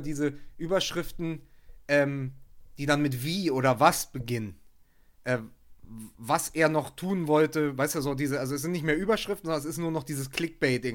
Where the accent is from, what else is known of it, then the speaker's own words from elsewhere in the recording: Berlin, Germany; als Berliner